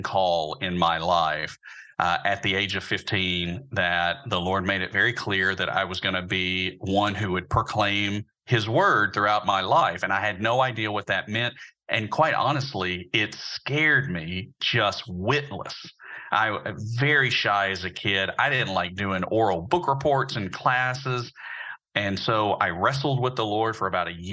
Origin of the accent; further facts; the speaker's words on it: Birmingham, Alabama, United States; I'm actually from Birmingham as well. I grew up just on the other side of town from Samford University and Beeson Divinity School over in the Huffman and Roebuck area